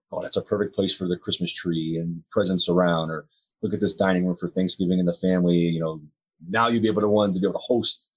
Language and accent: English; East Hartford, Connecticut, United States; Born and raised in East Hartford, went to East Hartford High School, graduated in 1991